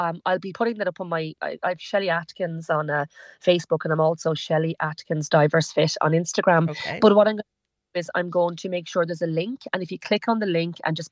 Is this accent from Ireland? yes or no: yes; Ireland; as Irish people